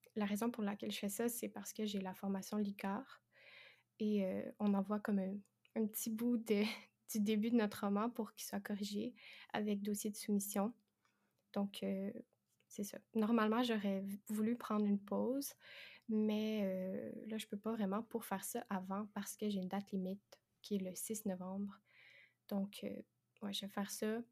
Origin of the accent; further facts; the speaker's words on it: Quebec, Canada; j'ai 22 ans et ça s'entend peut-être, mais je suis québécoise